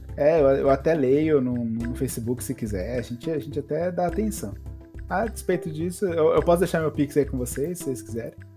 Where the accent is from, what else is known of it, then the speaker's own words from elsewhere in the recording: Brazil; Aqui no Brasil, a gente fala gote